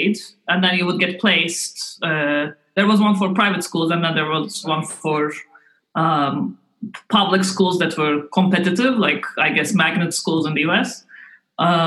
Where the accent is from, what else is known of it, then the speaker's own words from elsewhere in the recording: Istanbul, Turkey; moved away as an adult; also born or lived in Ankara / United States; now in Cambridge, United Kingdom; I was born in Ankara, but when I was in primary school, my parents moved to Istanbul, and I really liked growing up in Istanbul.